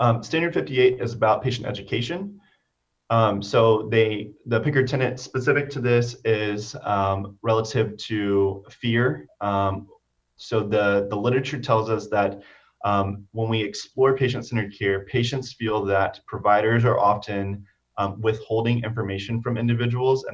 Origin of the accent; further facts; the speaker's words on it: Cypress, Texas, United States; my community that I grew up in Cyprus. And so if you're familiar with the Houston area, Cyprus is a suburb